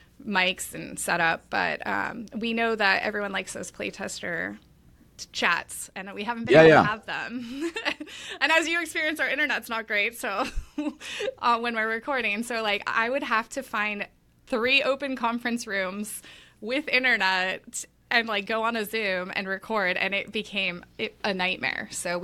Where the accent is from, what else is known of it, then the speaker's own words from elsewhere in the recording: Los Angeles, California, United States; So I grew up down in Los Angeles, big tennis boom in the 90s.